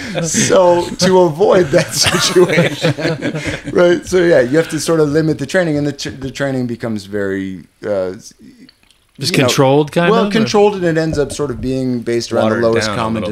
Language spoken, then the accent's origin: English; Chicago, Illinois, United States; I grew up here. Yeah. Okay. Yeah, I grew up in Chicago.